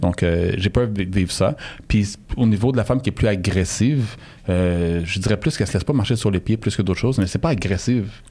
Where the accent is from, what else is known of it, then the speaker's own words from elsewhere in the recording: Montreal, Quebec, Canada; j'ai grandi euh, à Saint-Michel euh, jusqu'à l'âge de 22 ans